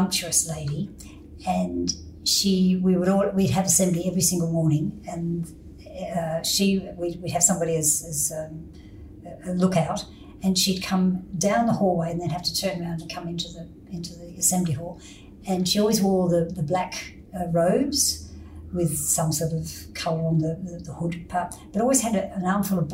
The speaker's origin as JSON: {"language": "English", "town": "Sydney", "region": "New South Wales", "country": "Australia", "tie": "born or raised there", "said": "I was born in Crown Street Women's Hospital"}